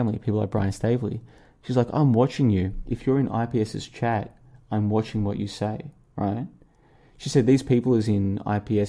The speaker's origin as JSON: {"language": "English", "town": "Melbourne", "region": "Victoria", "country": "Australia", "tie": "born or raised there", "also_born_or_lived": "Brisbane, Australia", "moved": "as an adult", "said": "I'm traveling in Asia, but I grew up in Melbourne and I spent several years in Brisbane"}